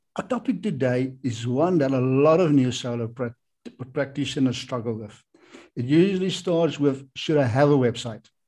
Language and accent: English; South Africa; I'm from South Africa